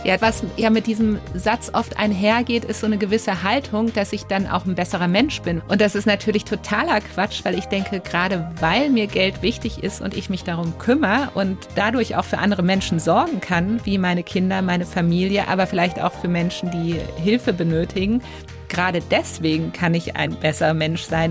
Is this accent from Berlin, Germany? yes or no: yes; Berlin, Germany; Jetzt komme ich ja auch aus Berlin, das ist ja auch so ein spezielles Pflaster